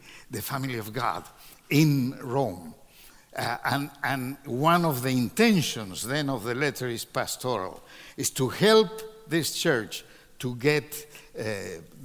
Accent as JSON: {"language": "English", "country": "Peru", "said": "my country, to Peru."}